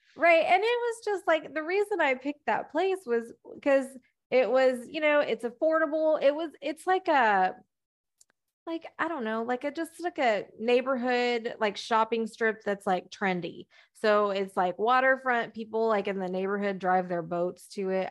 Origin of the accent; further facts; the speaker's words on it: Texas, United States; I'm from Texas, we go deer hunting